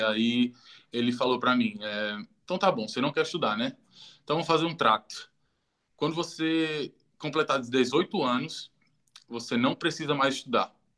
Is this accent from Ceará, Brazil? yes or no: yes; Juazeiro do Norte, Ceará, Brazil; moved away; Eu sou do interior do Ceará, Juazeiro do Norte. Nasci e criado, minha família ainda mora lá.